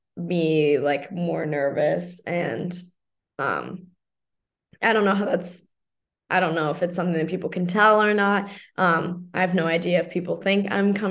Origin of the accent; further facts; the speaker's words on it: St. Louis, Missouri, United States; I'm obviously American. I'm from St. Louis.